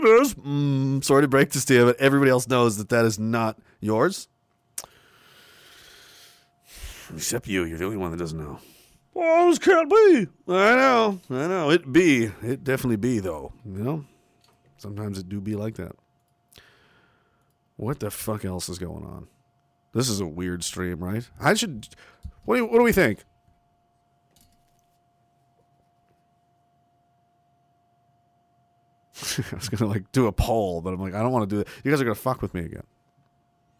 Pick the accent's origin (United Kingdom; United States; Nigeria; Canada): Canada; growing up as a Canadian